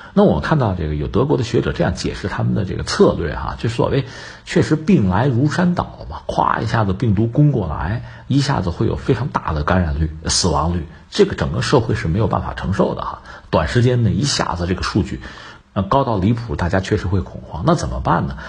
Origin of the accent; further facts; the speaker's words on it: China; 我们中国人